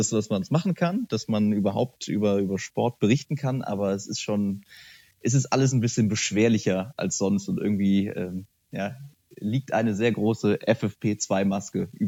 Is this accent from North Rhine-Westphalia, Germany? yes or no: yes; Bonn, North Rhine-Westphalia, Germany; Ich bin Bonner, genau.